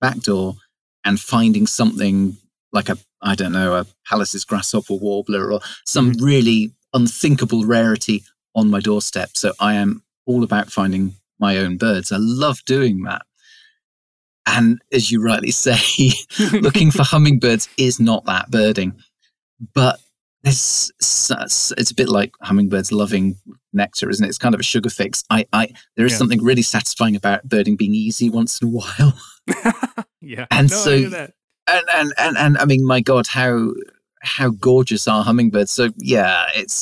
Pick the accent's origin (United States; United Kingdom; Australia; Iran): United Kingdom; West Country, South West England; moved away as an adult; now in Shetland Islands, United Kingdom; I'm from the West Country, from the south of England, the southwest.